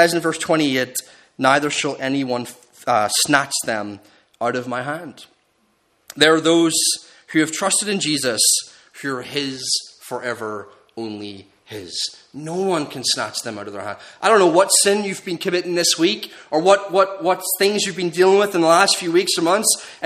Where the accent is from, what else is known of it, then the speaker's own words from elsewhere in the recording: Northern Ireland, United Kingdom; growing up in Northern Ireland